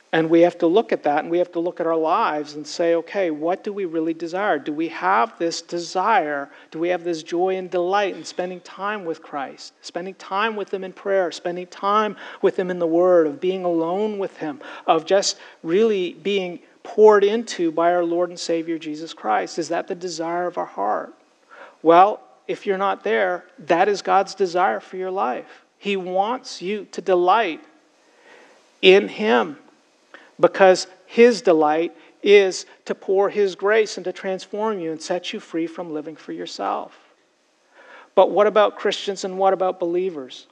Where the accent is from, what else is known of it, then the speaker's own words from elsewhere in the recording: Toronto, Ontario, Canada; I grew up in Toronto, Canada.